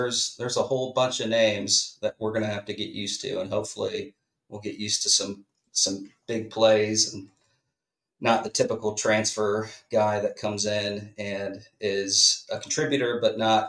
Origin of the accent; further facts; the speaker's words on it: Richmond, Virginia, United States; We grew up in Richmond